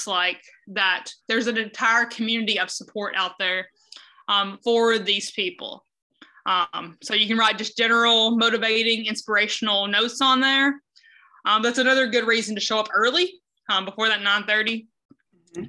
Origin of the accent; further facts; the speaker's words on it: the South, United States; moved away as an adult; now in Cedar Rapids, United States; I am originally from the South